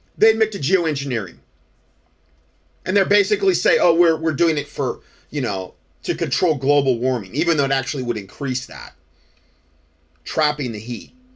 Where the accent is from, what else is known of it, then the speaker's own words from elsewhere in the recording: Fort Myers, Florida, United States; moved away as an adult; now in North Carolina, United States; I'm from Fort Myers, Florida